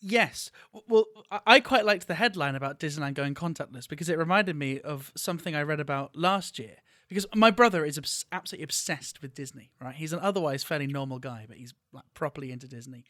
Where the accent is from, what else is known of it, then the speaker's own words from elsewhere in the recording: Bristol, South West England, United Kingdom; now in Japan; my hometown of Bristol in the U K